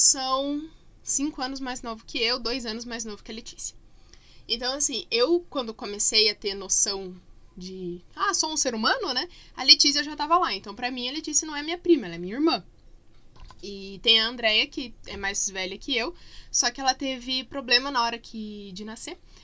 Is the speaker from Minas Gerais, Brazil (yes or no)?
no; Curitiba, Paraná, Brazil; quando eu era criança pequena, lá em Barbacena, na verdade aqui em Curitiba mesmo, uh, a gente morava no mesmo terreno que meus avós